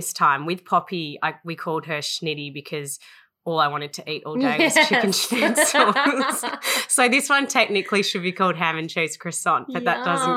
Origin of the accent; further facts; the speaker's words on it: Melbourne, Victoria, Australia; moved away as an adult; Yes, I grew up in Melbourne. I was born in Melbourne and lived there till I was 19 years old.